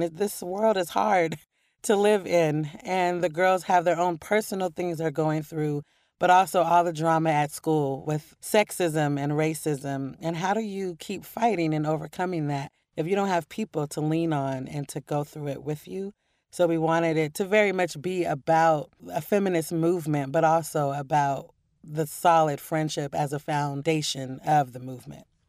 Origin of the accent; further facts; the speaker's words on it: Portland, Oregon, United States; moved away as an adult; also born or lived in New York; growing up in Portland and loving poetry as a kid